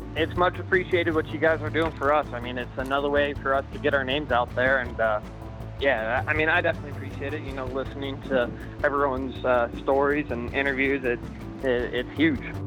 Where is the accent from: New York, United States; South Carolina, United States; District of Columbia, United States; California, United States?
California, United States; moved away; I still claim I'm from California